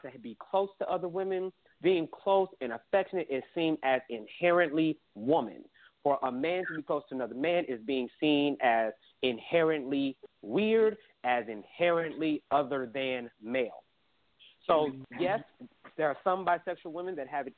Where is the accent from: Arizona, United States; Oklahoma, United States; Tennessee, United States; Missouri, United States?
Oklahoma, United States; Oklahoma City; me growing up in Oklahoma City